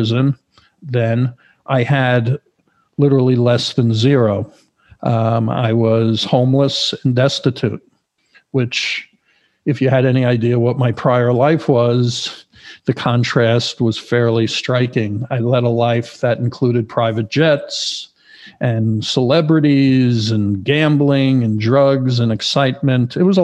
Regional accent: New York, United States; moved away as an adult; also born or lived in Florida; now in Los Angeles, United States; originally I'm from New York

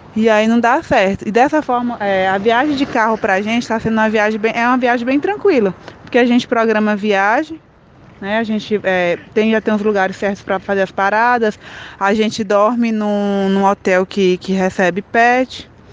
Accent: Piauí, Brazil; now in Goiânia, Brazil; A gente é do Piauí, mas está morando em Goiânia.

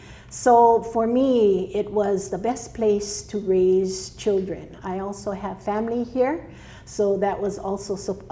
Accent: Honolulu, Hawaii, United States; now in Maui, United States; I was actually born in Honolulu in Waikiki.

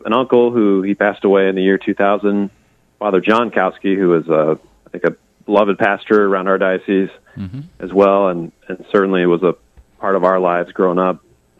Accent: Perry, Iowa, United States; And I grew up in outside of Perry, Iowa, on a farm there. And it's a family farm. We've been in our family for like 120 years or more now.

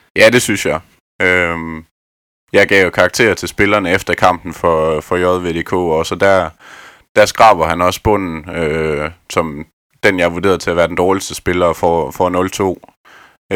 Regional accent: Askov, Southern Denmark, Denmark; Jeg er oprindelig fra Askov ved Vejen

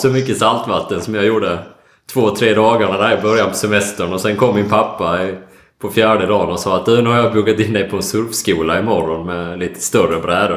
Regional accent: Ängelholm, Skåne, Sweden; also born or lived in Stavanger; now in Gothenburg, Sweden; Jag är, eh, född och uppväxt i Ängelholm och, eh, bor nu i Göteborg.

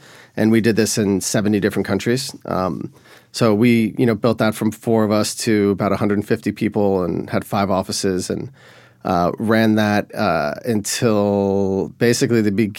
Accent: Miami, Florida, United States; also born or lived in Boulder / Boston / Sevilla / Buenos Aires; now in Nashville, United States; So I'm originally from Miami, Florida, but since then I've lived in Boulder, Colorado, Boston, Sevilla, Spain, Buenos Aires, Orlando, Puerto Rico, New York, and now I live in Hillsborough West End in Nashville.

